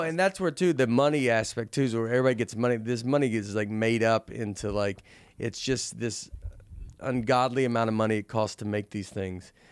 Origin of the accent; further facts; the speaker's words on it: Tennessee, United States; moved away; also born or lived in New York; I'm being from Tennessee